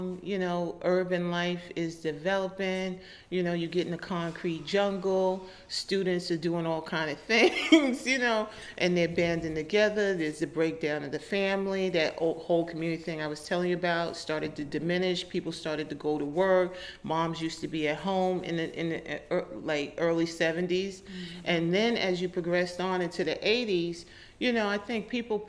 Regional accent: New York City, New York, United States; I was born and raised in Brooklyn

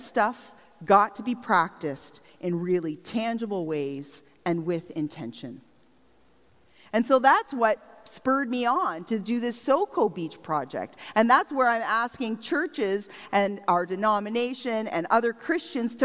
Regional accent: Strathroy, Ontario, Canada; moved away; I grew up in Strathroy, by the way, but since leaving home, I've been part of 6 different communities

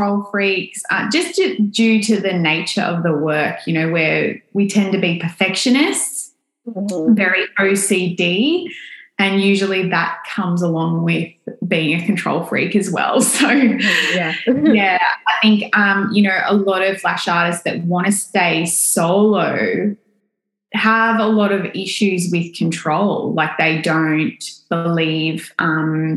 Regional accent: Australia; accent: Australian; you can probably tell by my accent, I am from Australia

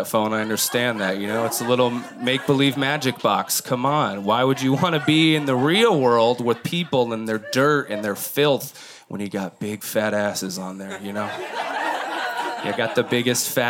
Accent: Midwest, United States; moved away; I'm from the Midwest

